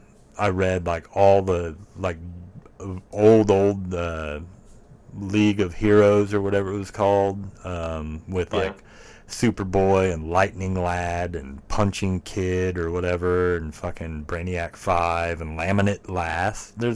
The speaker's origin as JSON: {"language": "English", "town": "Worcester", "country": "United States", "tie": "born or raised there", "said": "the town I grew up in Worcester, which is a town no one should know where it is. It's where my mom still lives. There's, like... it's like 2,000, 3,000 people that live there"}